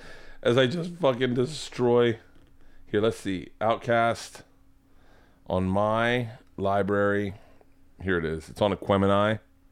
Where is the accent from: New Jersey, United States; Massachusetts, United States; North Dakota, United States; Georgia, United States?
Georgia, United States; College Park; College Park is a part of Atlanta, just so you know. I'm from College Park.